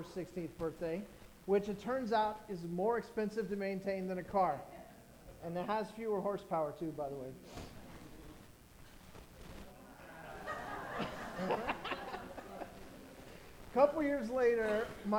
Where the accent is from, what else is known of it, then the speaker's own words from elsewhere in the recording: Orange County, California, United States; I grew up in Orange County in a you know, upper middle class family